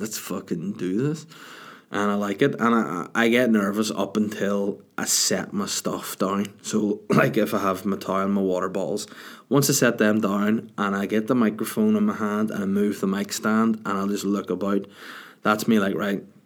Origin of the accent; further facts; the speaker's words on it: Bangor, Northern Ireland, United Kingdom; the Salty Dog in my hometown of Bangor